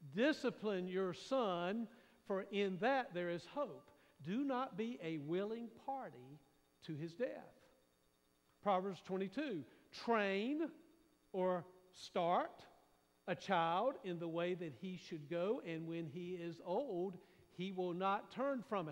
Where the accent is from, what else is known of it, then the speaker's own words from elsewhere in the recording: Raleigh, North Carolina, United States; I grew up in Raleigh, at the time it was out in the county